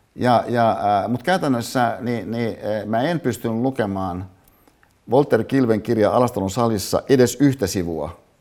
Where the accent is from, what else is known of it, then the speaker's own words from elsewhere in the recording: Hyvinkää, Uusimaa, Finland; moved away; Hyvinkäälle, mistä mä siis kotoisin, äiteni katsomaan